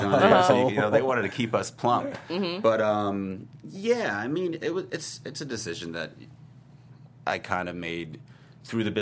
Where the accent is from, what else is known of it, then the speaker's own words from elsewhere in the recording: New York, United States; now in Los Angeles, United States; I'm a New Yorker